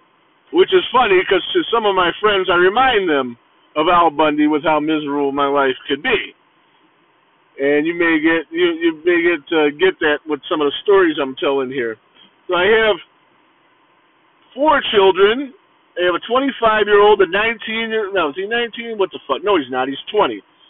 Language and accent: English; Cleveland, Ohio, United States; also born or lived in Florida; Born and raised in Cleveland, Ohio. Been here all my life besides a little, maybe a year stint. I moved to Florida and had to run the fuck back because that sucked. So born and raised in Cleveland